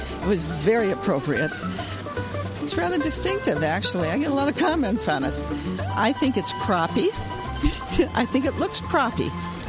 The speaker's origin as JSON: {"language": "English", "region": "Minnesota", "country": "United States", "said": "I am from Western Minnesota."}